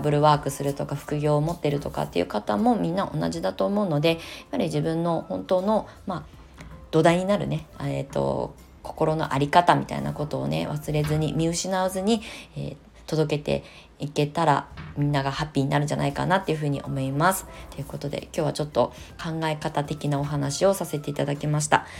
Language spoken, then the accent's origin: Japanese; Kasama, Ibaraki, Japan; moved away as an adult; also born or lived in Kamakura/Shonan, Kanagawa; now in Kamakura, Japan; U ターン移住して茨城県笠間市というね生まれ育った故郷に帰ってまた再スタートする